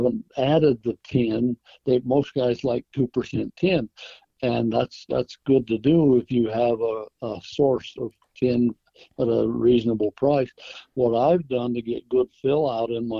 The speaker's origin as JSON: {"language": "English", "region": "Idaho", "country": "United States", "tie": "born or raised there", "said": "growing up in Idaho"}